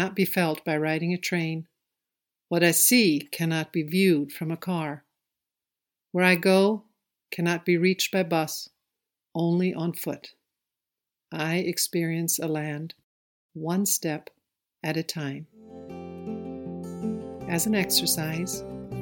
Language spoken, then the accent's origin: English; Germany; As a child growing up in Germany